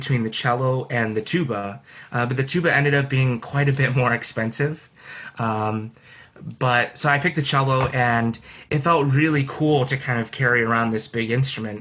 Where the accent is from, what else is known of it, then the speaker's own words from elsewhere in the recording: Skokie, Illinois, United States; also born or lived in Urbana-Champaign, Illinois; I'm from Skokie, Illinois